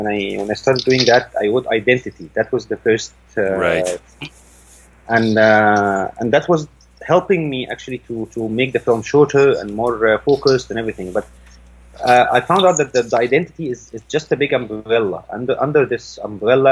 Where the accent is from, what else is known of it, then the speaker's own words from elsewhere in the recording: Saudi Arabia; also born or lived in France; now in Cairo, Egypt; I was raised in Saudi Arabia.